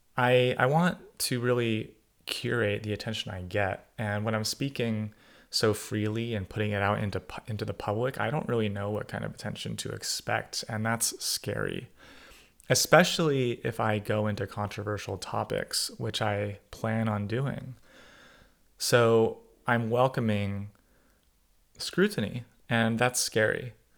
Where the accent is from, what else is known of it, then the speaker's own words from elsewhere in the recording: California suburbs, United States; I was born in the California suburbs of Ronald Reagan's eighties America